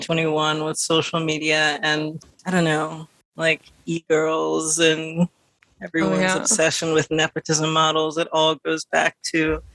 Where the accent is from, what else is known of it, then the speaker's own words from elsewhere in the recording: New Orleans, Louisiana, United States; moved away; also born or lived in New York; I'm 21. I'm originally from New Orleans, and I lived in New York until recently.